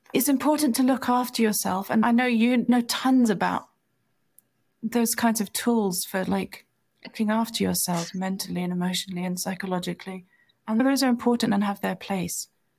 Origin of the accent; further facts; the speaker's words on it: India; When I was very little, you know, when I was 4, 5, 6, I was growing up in India